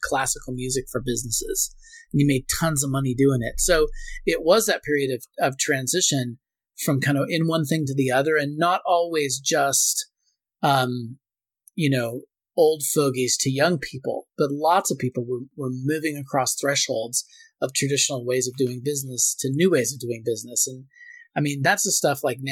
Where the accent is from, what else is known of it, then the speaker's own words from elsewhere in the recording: Portland, United States; I grew up in Portland